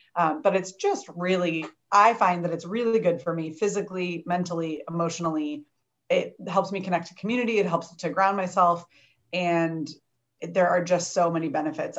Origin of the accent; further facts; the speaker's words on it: Champaign, Illinois, United States; now in St. Louis, United States; I grew up in Champaign, where Heidi lives, and I now live in St. Louis.